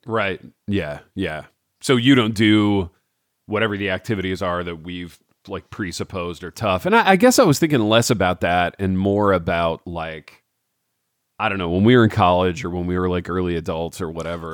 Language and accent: English; Hartford City, Indiana, United States; me growing up in Hartford City